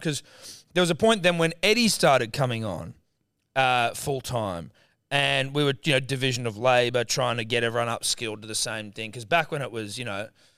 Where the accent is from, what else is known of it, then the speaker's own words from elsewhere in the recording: Australia; We're Australian